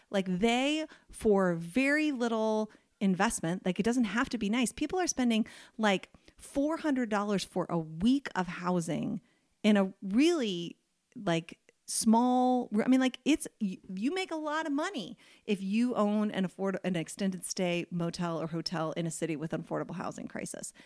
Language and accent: English; United States; as an American